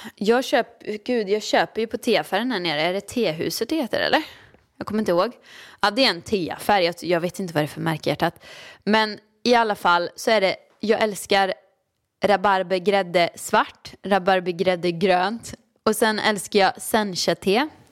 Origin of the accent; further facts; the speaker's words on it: Åmål, Västra Götaland, Sweden; now in Stockholm, Sweden; jag kommer ju från Åmål och det var ett jättestort steg för mig att flytta till Stockholm